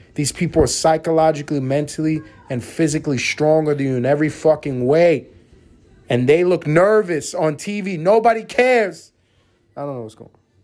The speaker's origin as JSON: {"language": "English", "town": "New York City", "region": "New York", "country": "United States", "tie": "born or raised there", "said": "I'm a guy from New York City, grew up in Harlem, New York City"}